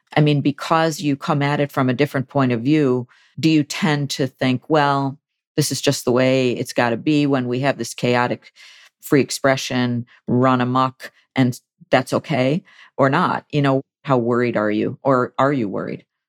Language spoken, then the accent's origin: English; Buffalo, New York, United States; editor of the Buffalo News, which is my hometown daily.